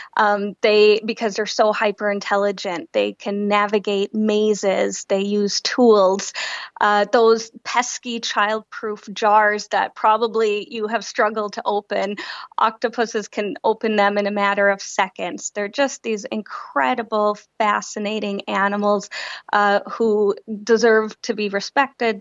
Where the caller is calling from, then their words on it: London, United Kingdom; I'm calling in from London.